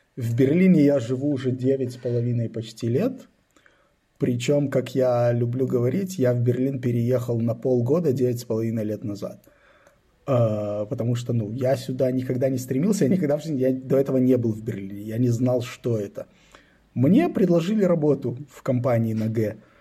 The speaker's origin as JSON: {"language": "Russian", "country": "Israel", "tie": "born or raised there", "also_born_or_lived": "Belarus", "moved": "yes", "lives_now": "Berlin, Germany", "said": "Я родился в э, Советском Союзе, в Белоруссии. Когда мне было 10 лет, мы эмигрировали в Израиль. Ну, то есть родители с семьей, с братом мы эмигрировали в Израиль. То есть вырос я в Израиле"}